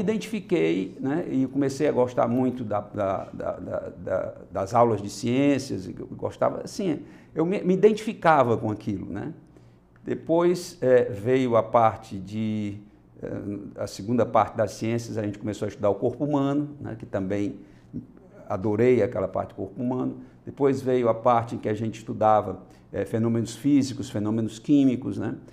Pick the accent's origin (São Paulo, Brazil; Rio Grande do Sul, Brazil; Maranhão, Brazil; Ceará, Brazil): Ceará, Brazil; Fortaleza; eu nasci aqui em Fortaleza